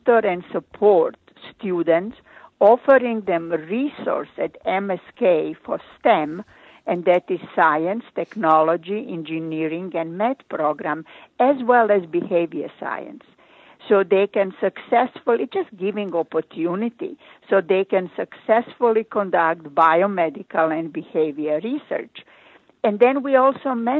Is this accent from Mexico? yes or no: no; Croatia; English is a second language; moved away as an adult; now in United States; I started my residency in my home country, Croatia